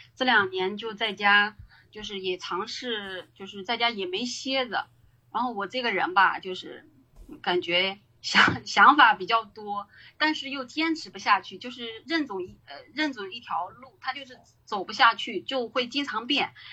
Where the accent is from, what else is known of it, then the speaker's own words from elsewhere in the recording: Shanxi, China; moved away as an adult; also born or lived in Beijing; now in Dalian, China; 在山西就是相当于从二零一三年做到二零一七年